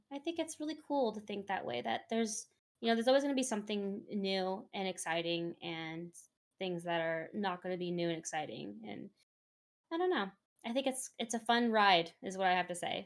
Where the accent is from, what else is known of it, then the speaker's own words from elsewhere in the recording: Bay Area, California, United States; I am from the Bay Area, and I'm always going to support my local teams.